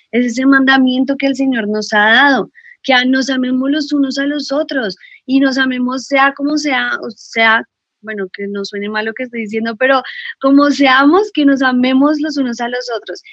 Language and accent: Spanish; Colombia; a nosotros como colombianos siempre, o bueno, antes ya no tanto, pero nos, nos tildaban mucho de narcos